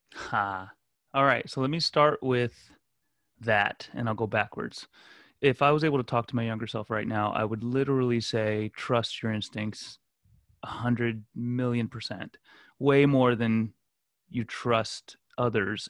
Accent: Fort Lauderdale, Florida, United States; also born or lived in Glen Cove, Long Island, New York; ended up moving to South Florida. Grew up in the Fort Lauderdale, Miami area

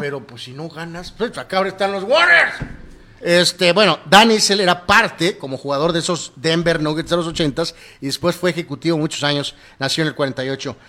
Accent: Guadalajara, Jalisco, Mexico; Nosotros somos tapatillos, eh, tapatíos

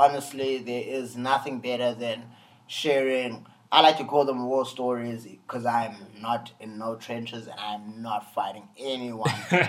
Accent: South Africa; I always tell people that I'm an artist from South Africa. I'm not a South African artist.

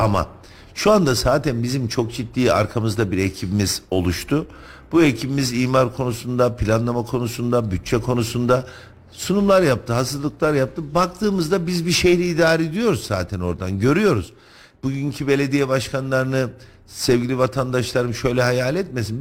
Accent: Kayseri Province, Turkey; Ben Kayseri'de doğdum, Kayseri'de büyüdüm.

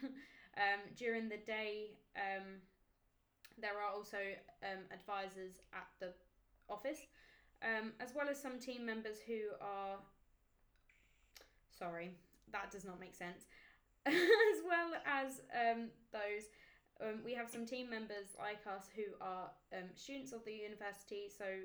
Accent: United Kingdom; I'm not far from southeast. I'm literally Kent, but I'm more like um, Bromley way, like Croydon way.

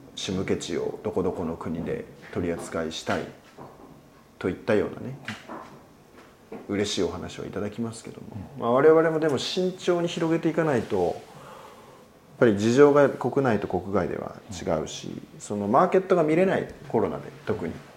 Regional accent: Sakura, Tochigi, Japan; この桜市氏家っていうこの僕の生まれ育った町

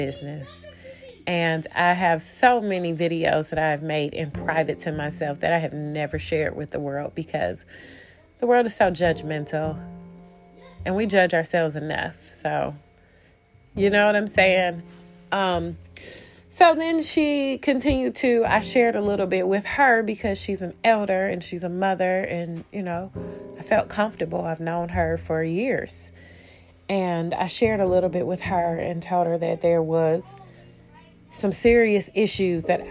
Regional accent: Detroit, Michigan, United States; I'm from Detroit

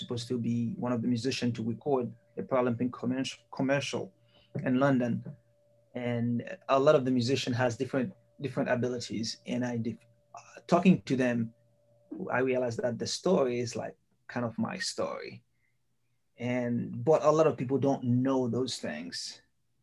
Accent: Haiti; moved away as an adult; also born or lived in Michigan, United States / Pennsylvania, United States; now in Missouri, United States; I was born in Haiti and I grew up there. Middle school and high school there, and I came here in the U.S. in a cultural exchange program.

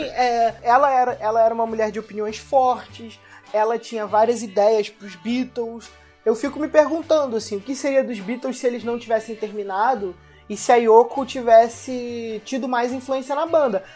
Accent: Rio de Janeiro, Brazil; como carioca que vai no, no frequento carnaval

